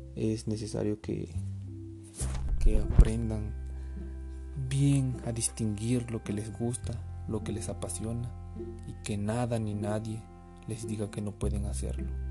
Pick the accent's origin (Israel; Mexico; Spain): Mexico; Hablando como nación, todos somos mexicanos, todos somos México